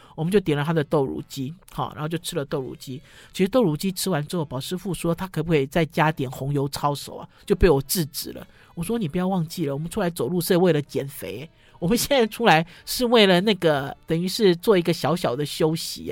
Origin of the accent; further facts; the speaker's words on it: Sanchong, New Taipei, Taiwan; 我从小虽然住在三重，哈，跨过了，呃，中心桥